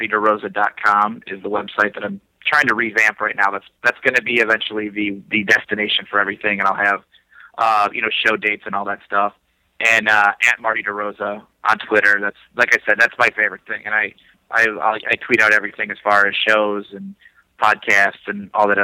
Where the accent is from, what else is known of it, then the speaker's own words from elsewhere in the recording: Schererville, Indiana, United States; moved away as an adult; also born or lived in Los Angeles; now in Chicago, United States; I grew up in Schererville, Indiana, which is considered Northwest Indiana, which is basically a suburb of Chicago.